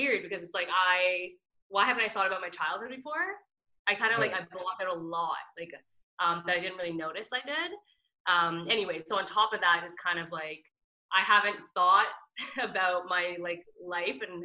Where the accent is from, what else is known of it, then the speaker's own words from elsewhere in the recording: Oakville, Ontario, Canada; also born or lived in Mississauga / Milton; now in Toronto, Canada; I was born in Mississauga, and then Oakville, and then Milton, and now here.